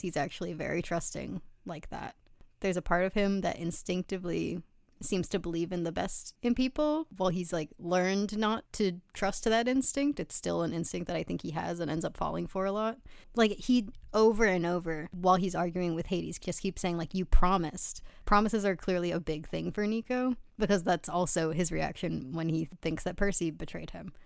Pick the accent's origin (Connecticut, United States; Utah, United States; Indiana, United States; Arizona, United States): Connecticut, United States; Westport; going to the beach growing up in Westport